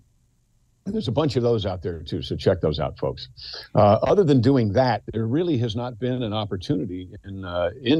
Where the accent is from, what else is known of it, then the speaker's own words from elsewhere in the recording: Mount Kisco, New York, United States; I'm from Mount Kisco, New York